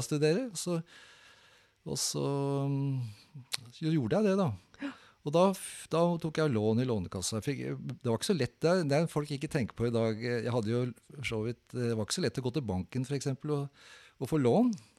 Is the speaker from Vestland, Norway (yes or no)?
no; Oslo, Norway; jeg vokste opp like ved Kampens Park